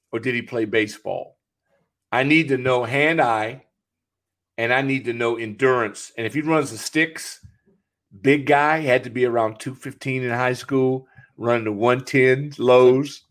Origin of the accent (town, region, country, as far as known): California, United States; born or raised there; moved away